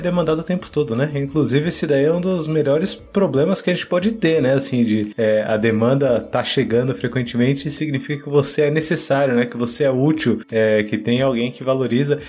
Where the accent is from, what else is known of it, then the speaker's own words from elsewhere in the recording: Paulista, São Paulo, Brazil; Eu sou um dos primeiros paulistas, assim, da K21